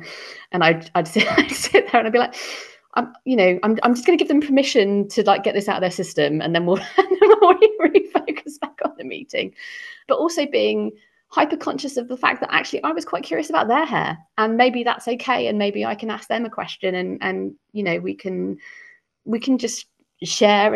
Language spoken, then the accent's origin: English; Cornwall, South West England, United Kingdom; moved away as an adult; now in London, United Kingdom; growing up in Cornwall